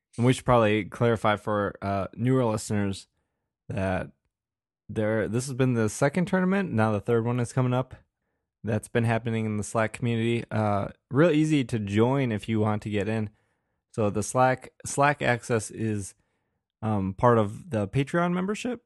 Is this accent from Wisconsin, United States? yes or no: yes; Wisconsin, United States; accent: Wisconsin; I just have a very, uh, monotone, uh, Wisconsin voice